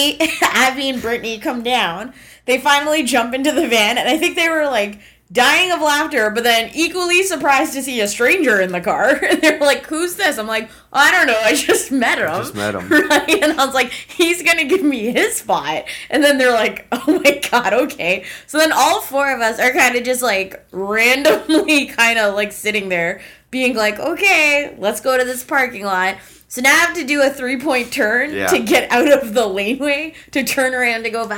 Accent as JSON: {"language": "English", "country": "Canada", "said": "trusting Canadian that I am"}